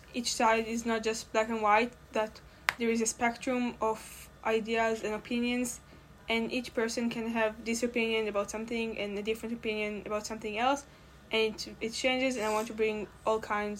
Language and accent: English; Israel; I'm from Israel.